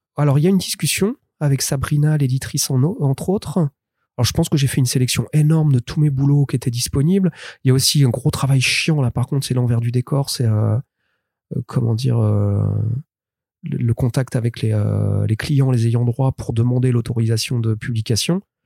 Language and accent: French; France; je suis français